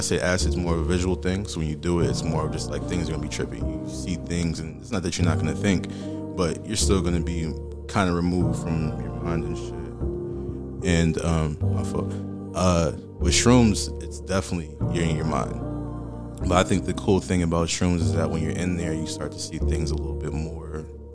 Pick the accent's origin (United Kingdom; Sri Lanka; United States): United States; Boston, Massachusetts; I'm originally from Boston, Massachusetts.